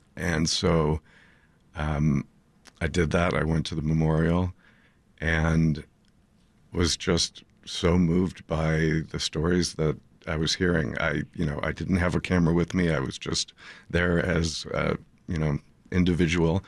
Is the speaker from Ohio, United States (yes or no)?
no; Highland Park, Illinois, United States; I grew up in Highland Park, um, and raised my kids there